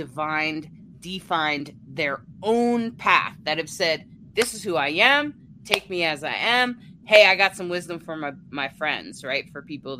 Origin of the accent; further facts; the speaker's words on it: near the Chesapeake Bay, south of Baltimore, Maryland, United States; moved away as an adult; also born or lived in Delaware; now in Colorado, United States; I was born and raised near the Chesapeake Bay. And south of Baltimore